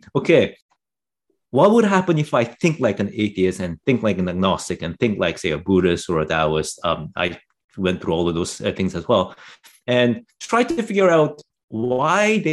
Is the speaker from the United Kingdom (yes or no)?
no; Canada; also born or lived in South Korea; I was raised in Canada, but I came here when I was pretty young